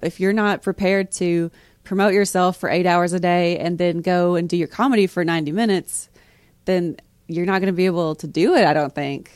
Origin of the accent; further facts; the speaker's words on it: East Tennessee, United States; we're all from East Tennessee